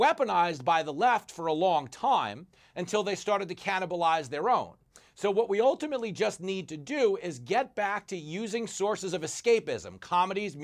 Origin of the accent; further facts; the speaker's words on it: United States; as an American